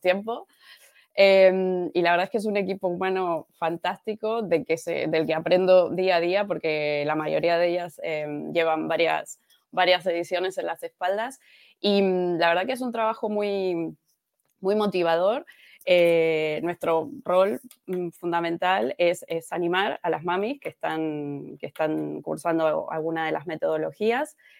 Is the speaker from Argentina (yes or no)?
yes; Argentina; moved away as an adult; also born or lived in Alicante; now in Spain; yo soy de argentina. Em, llegué a España en el año 2012